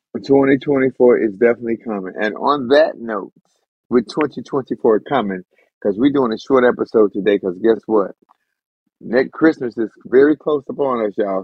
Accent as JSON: {"language": "English", "country": "United States"}